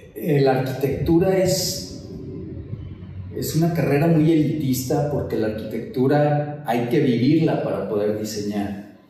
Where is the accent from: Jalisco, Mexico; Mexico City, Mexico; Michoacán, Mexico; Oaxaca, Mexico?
Jalisco, Mexico; Guadalajara; nací en Guadalajara, vengo de una familia tradicional de Guadalajara